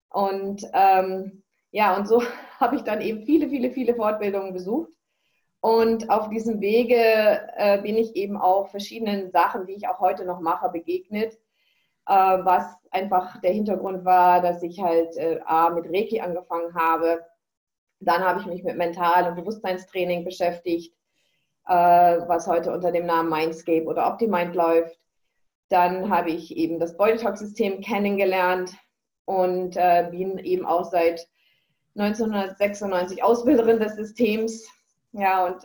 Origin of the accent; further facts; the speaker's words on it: Northern Germany, Germany; now in Bavaria, Germany; Wir sind jetzt seit 15 Jahren in Bayern. Ich komme ja aus Norddeutschland.